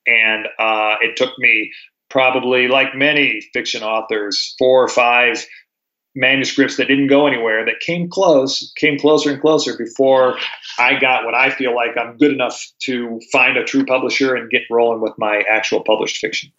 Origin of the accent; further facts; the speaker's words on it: Durango, Colorado, United States; I was raised here in Durango